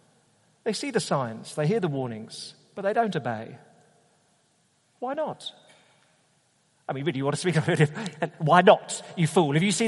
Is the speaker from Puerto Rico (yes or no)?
no; United Kingdom; as a Brit, all right, a Brit going to Australia